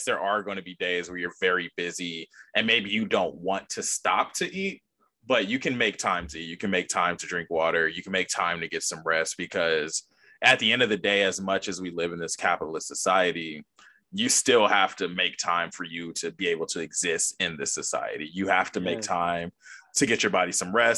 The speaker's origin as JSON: {"language": "English", "country": "United States", "said": "I'm American."}